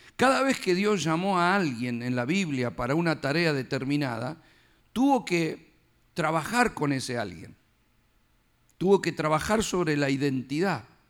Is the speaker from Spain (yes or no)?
no; Argentina; now in United States; nací, ya era bebito, me llevaron a hacer el documento. Firmado, acá está. Ya, porque nací ahí